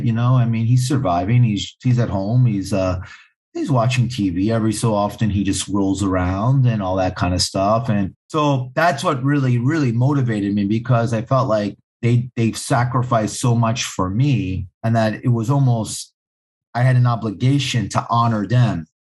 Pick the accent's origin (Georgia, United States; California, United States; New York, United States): New York, United States; New York City; am born born and raised right in the heart of Manhattan. I grew up in a neighborhood called Hell's Kitchen